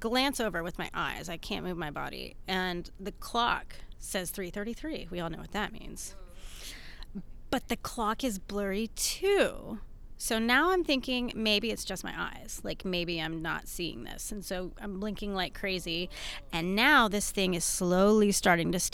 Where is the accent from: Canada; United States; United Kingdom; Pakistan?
United States; Houston, Texas; also born or lived in Atlanta; I'm from Houston